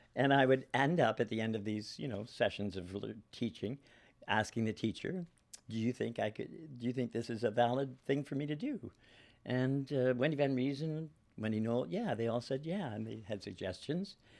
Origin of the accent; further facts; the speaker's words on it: Guelph, Ontario, Canada; moved away as an adult; also born or lived in Toronto / Vancouver; I'm born in Guelph, which is sixty miles from Toronto